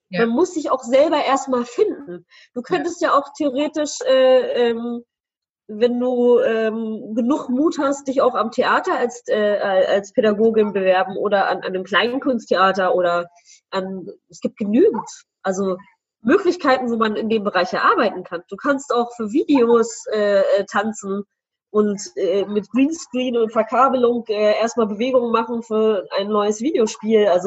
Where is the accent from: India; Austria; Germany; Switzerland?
Germany; Celle, Lower Saxony; ich komme ja aus dem Städtchen äh, Celle, wie du ja weißt